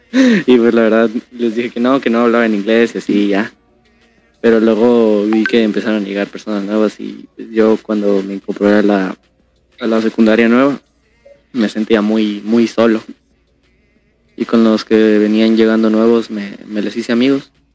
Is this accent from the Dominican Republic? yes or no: no; Guadalajara, Jalisco, Mexico; now in Quintana Roo, Mexico; la segunda vez que me mudé es cuando de Guadalajara me vine acá a Quintana Roo. Y pues la verdad, mm, ahí me dolió muchísimo porque toda mi infancia, literal toda, toda, toda, se quedó allá en mi fraccionamiento